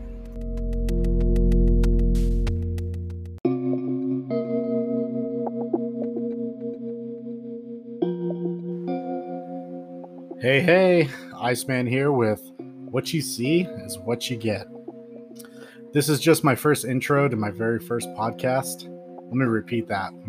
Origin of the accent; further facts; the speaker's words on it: Pacific Northwest, United States; I'm from the Pacific Northwest